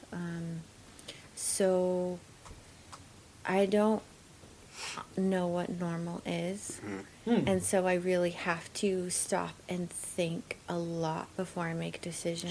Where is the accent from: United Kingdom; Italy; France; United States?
United States; Oregon coast; also born or lived in Alaska / Portland, Oregon; I am um, born and raised in Alaska or on the Oregon coast primarily.